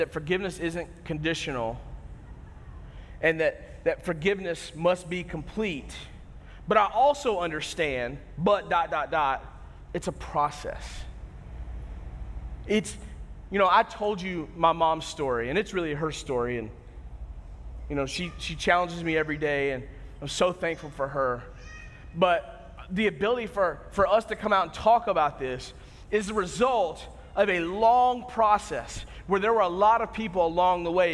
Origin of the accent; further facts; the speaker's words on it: United States; we as Americans